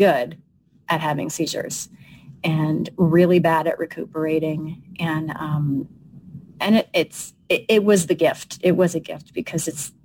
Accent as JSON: {"language": "English", "area": "Long Island", "region": "New York", "country": "United States", "said": "I'm a New Yorker. I'm a Long Island Sicilian girl"}